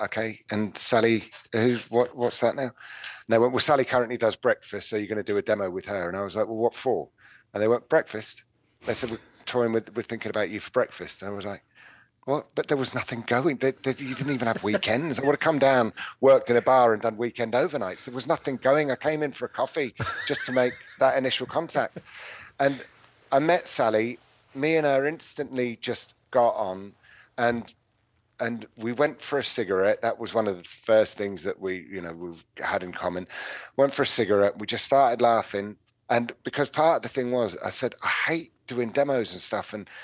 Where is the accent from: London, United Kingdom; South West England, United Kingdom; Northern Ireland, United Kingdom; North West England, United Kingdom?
London, United Kingdom; moved away as an adult; also born or lived in Plymouth / Coventry / Bristol; I was leaving London, which I'd obviously grown up